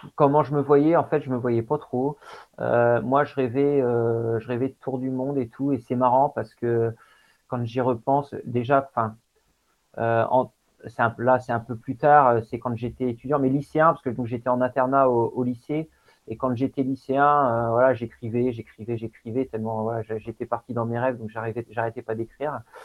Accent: Coutances, Normandy, France; je suis né en Normandie, hein, à Coutances, dans la Manche. Et euh, donc mon père était vraiment investi dans le sport. Et du coup, c'est vrai que depuis, depuis tout petit, j'ai été baladé sur les, sur les, scènes sportives

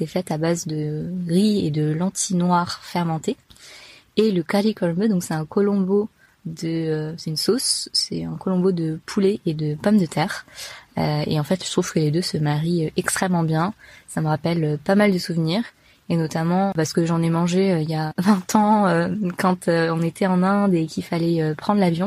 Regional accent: France; je suis française de culture tamoule, donc mes parents viennent de l'état du Tamil Nadu, et ils sont arrivés donc il y a plus de 30 ans, et euh, moi je suis née ici

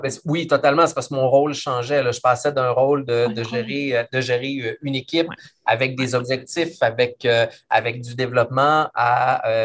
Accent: Quebec City, Quebec, Canada; Moi, je suis de la région de Québec, je viens de la région de Québec

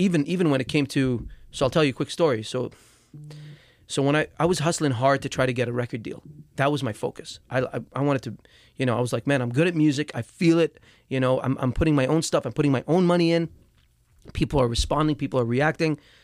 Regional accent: Dubai, United Arab Emirates; moved away; back home where I grew up in Dubai

